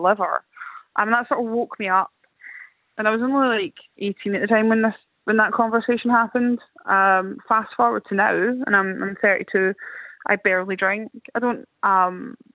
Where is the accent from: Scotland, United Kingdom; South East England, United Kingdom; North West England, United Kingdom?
Scotland, United Kingdom; So I grew up in Scotland, so not Ireland